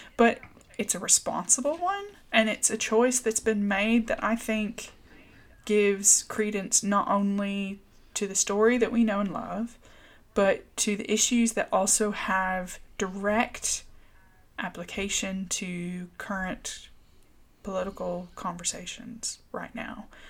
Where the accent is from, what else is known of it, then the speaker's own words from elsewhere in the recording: the South, United States; moved away; also born or lived in Northern Ireland; me growing up in the South